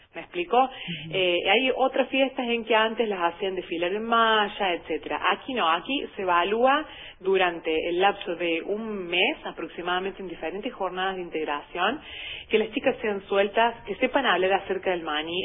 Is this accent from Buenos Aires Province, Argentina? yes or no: no; Hernando, Córdoba, Argentina; yo soy nativa de aquí de la ciudad de Hernando